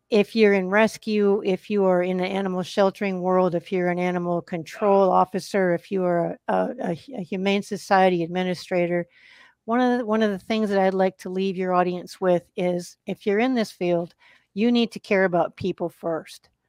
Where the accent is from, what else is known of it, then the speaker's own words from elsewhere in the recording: Wisconsin, United States; also born or lived in Arkansas / Massachusetts / New Jersey / Colorado; now in Texas, United States; live in Texas. and I grew up in Wisconsin